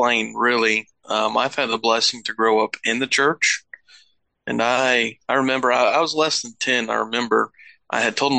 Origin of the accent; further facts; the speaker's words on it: Lebanon, Missouri, United States; I grew up in Lebanon, Missouri